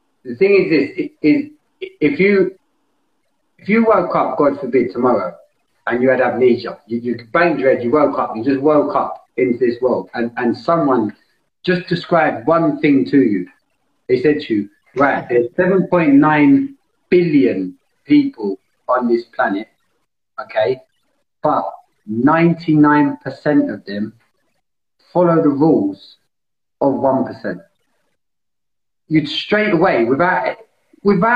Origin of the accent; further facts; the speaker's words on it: London, United Kingdom; I grew up in East London.